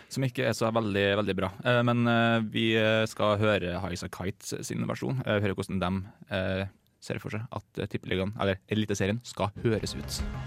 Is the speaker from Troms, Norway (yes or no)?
no; Møre og Romsdal, Norway; jeg kommer jo fra Møre og Romsdal